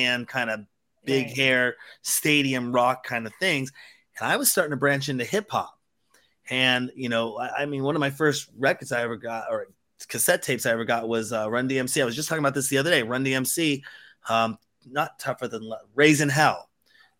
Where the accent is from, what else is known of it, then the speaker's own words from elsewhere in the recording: Seattle, Washington, United States; I'm from Seattle